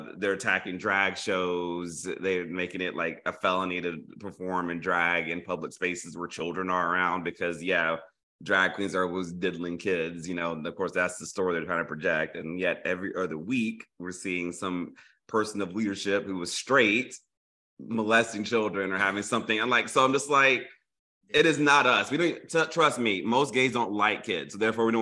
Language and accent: English; Tennessee, United States; my home state of Tennessee